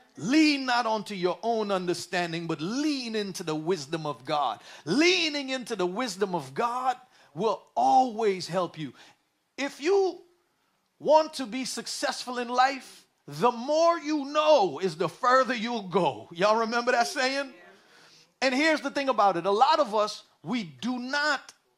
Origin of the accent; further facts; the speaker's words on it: New York City, New York, United States; When I was a kid, I, I raised in New York City